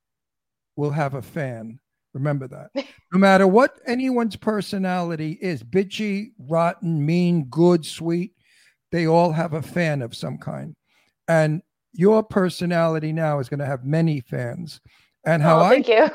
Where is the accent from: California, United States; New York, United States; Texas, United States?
New York, United States; New York City; I'm from Brooklyn. I got kicked out of high school at 16